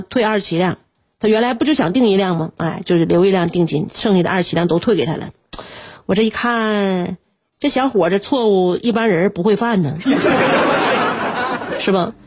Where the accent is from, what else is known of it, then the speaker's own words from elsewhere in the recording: Northeast China, China; 我们东北人